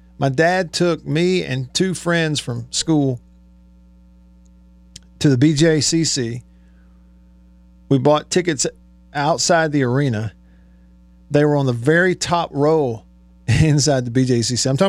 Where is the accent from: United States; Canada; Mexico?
United States; Alabama; now in Mississippi, United States; when I was younger growing up in Alabama